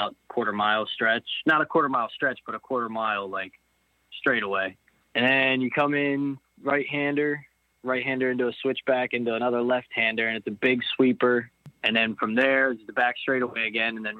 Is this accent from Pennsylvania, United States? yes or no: yes; East Earl, Pennsylvania, United States; I grew up actually in a small town, East Earl, for the majority of my life